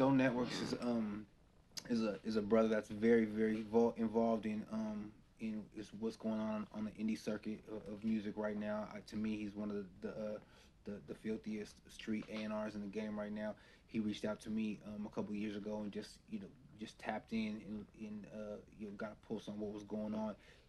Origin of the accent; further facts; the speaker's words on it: West Coast, United States; I grew up on the West Coast. I'm a beat first